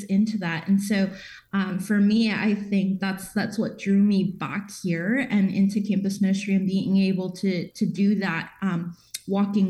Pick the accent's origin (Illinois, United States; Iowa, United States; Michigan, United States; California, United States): Illinois, United States; Chicago; also born or lived in Indiana; I'm from Chicago originally, but have kind of moved between Indiana and Illinois